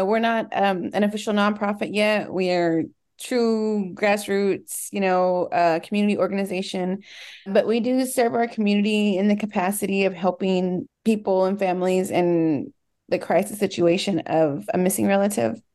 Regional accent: Dallas, Texas, United States; I was born and raised in Dallas, Texas.

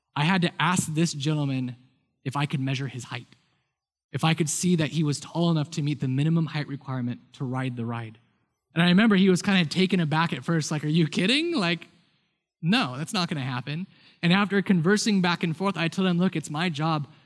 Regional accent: United States; I grew up in a house that was very influenced and influenced me about being American.

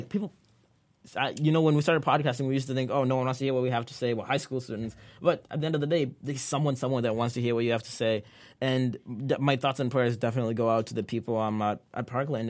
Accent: Kenya; now in United States; I was born and raised in Kenya

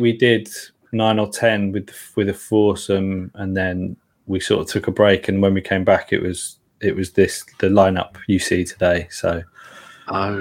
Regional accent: London, United Kingdom; I grew up in Dalston.

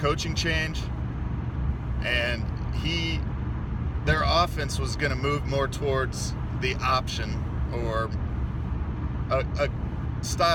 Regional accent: Nebraska, United States; I'm from Nebraska

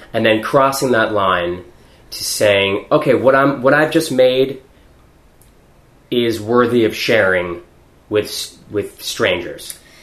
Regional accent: Weymouth, Massachusetts, United States; I grew up in Weymouth, which is south of Boston

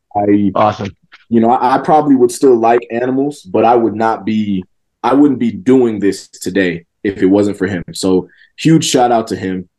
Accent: Georgia, United States; this was in Georgia

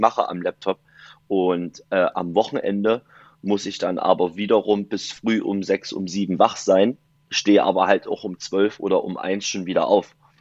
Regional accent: Dessau, Saxony-Anhalt, Germany; now in Viersen, Germany; komme aus Viersen, gebürtig aus Dessau.

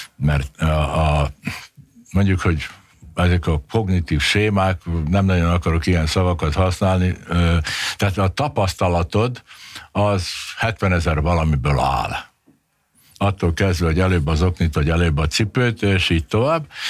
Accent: Subotica, Vojvodina, Serbia; now in Hungary; én Szabadkán születtem, és én párhuzamosan beszéltem mind a két nyelvet

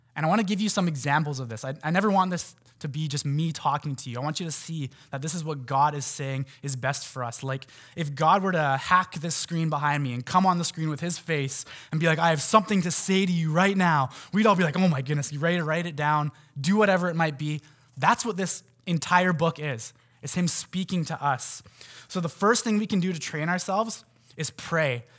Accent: North Vancouver, British Columbia, Canada; I grew up in Lynn Valley

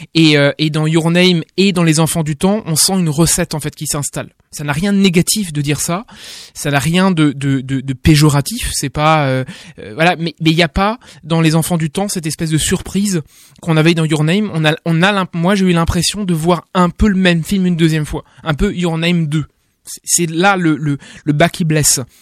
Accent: France; en tant que français

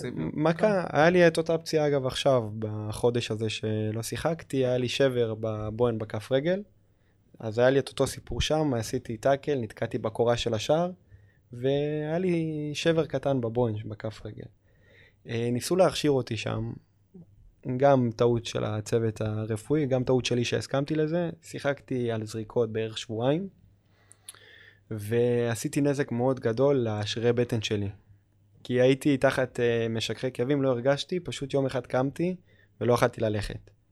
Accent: Israel; המדינה שלי, שאני אוהב, שאני גדלתי בה

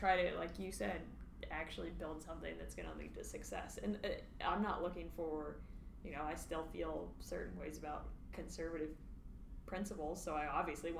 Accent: Ohio, United States; moved away; I'm from Ohio originally

